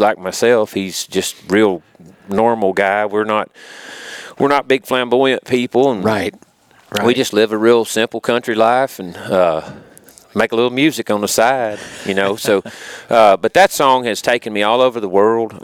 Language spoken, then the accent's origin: English; Pickwick Dam, Hardin County, Tennessee, United States; I grew up up around Pickwick Dam, so I've fished all my life